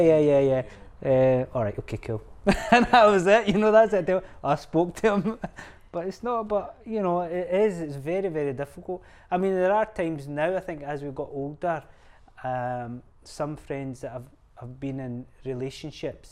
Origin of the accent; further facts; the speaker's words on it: Scotland, United Kingdom; I see myself as Scottish. Yeah, Pakistani origin